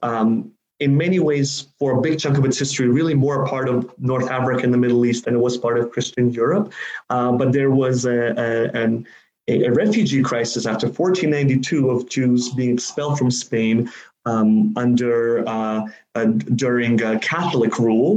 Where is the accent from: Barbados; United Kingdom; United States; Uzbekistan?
Uzbekistan; I'm from Uzbekistan. That's where I was born